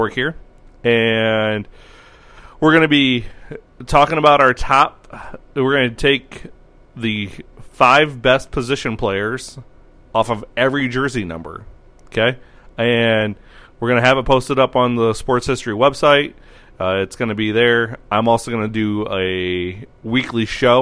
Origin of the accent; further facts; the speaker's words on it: Sioux City, Iowa, United States; my hometown